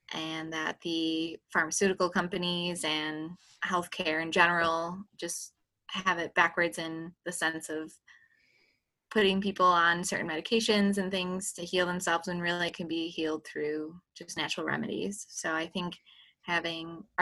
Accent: Western New York, United States; moved away as an adult; now in Columbus, United States; I come from Western New York, moved to Columbus a year ago

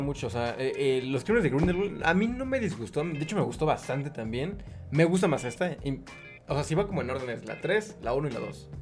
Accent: Puebla, Mexico; Yo soy de Puebla

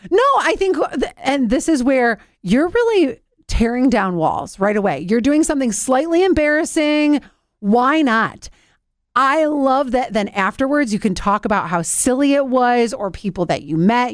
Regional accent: Cleveland, Ohio, United States; the house that it was filmed in is in my hometown

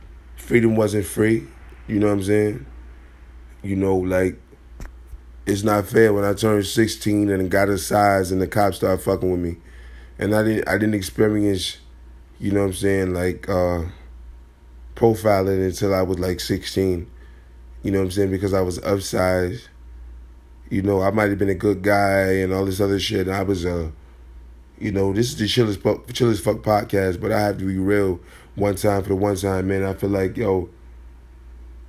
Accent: Chicago, Illinois, United States; I'm from Chicago

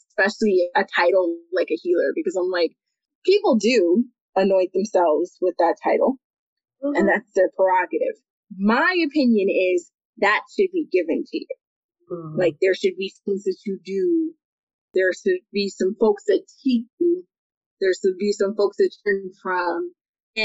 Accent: New York, United States; I was born in December of 1990. So I was made to wait in New York

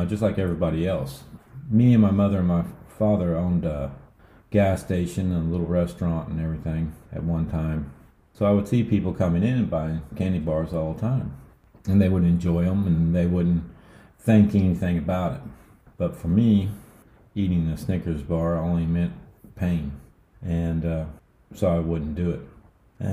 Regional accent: United States; being American

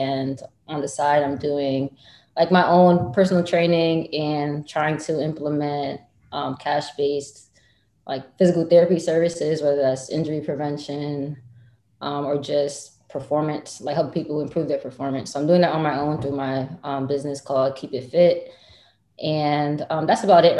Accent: Bridgeport, Connecticut, United States; I'm from Bridgeport, Connecticut

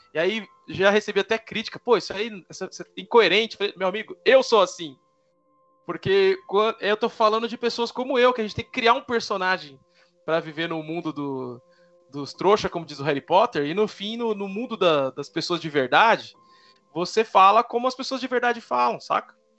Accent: São Paulo, Brazil; Sou filho de dois nordestinos, sou de São Mateus.

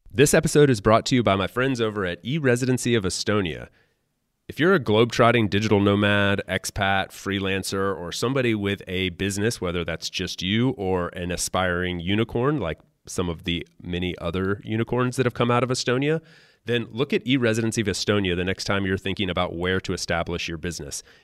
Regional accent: United States; moved away; I grew up in the U.S.

